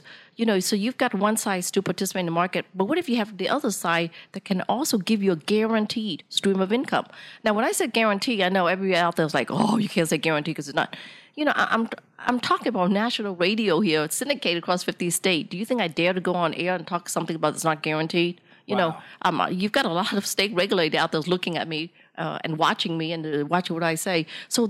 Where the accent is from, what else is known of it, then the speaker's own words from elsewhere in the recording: Vietnam; English is a second language; you asked me earlier, what country am I from? I said, I'm from Vietnam.